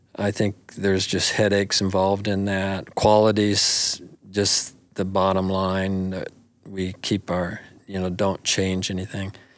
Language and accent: English; Buffalo, Wyoming, United States; also born or lived in Sheridan, Wyoming; Buffalo, you know, for, for years was my hometown